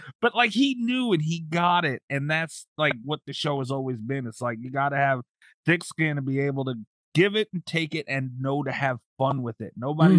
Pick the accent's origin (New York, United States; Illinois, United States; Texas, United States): New York, United States; I'm from New York.